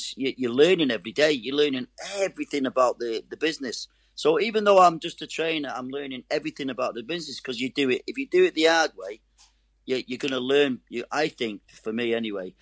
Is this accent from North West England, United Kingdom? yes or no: yes; Manchester, North West England, United Kingdom; I'm a Mancunian